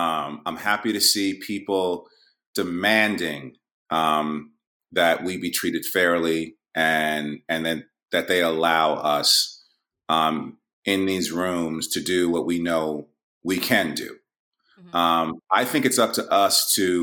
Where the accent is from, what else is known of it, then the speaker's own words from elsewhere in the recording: New York, United States; I'm from New York